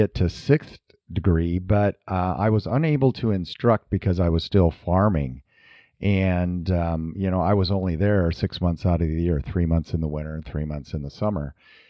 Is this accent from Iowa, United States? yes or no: yes; Iowa, United States; We're from Northern Iowa and, you know, we farmed up there and of course you're active on the farm.